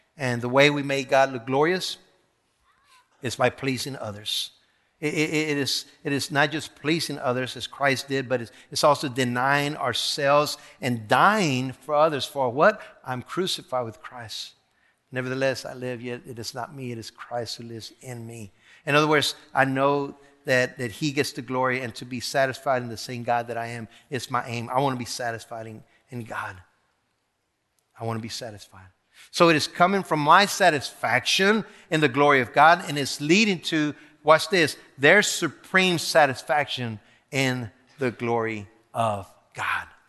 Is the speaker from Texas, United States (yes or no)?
yes; the Rio Grande Valley, Texas, United States; also born or lived in Monterrey, Mexico; I was born in Monterrey, Mexico, okay, and was raised in the valley in, in Brown, Brown Sur, Texas.